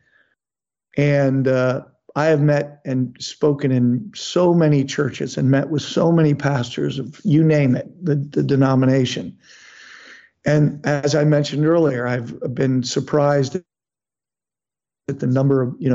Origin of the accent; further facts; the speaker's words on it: Texas, United States; my home state of Texas